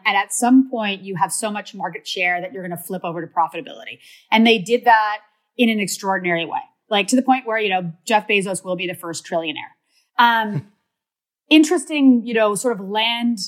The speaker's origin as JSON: {"language": "English", "country": "Canada", "said": "I'm Canadian"}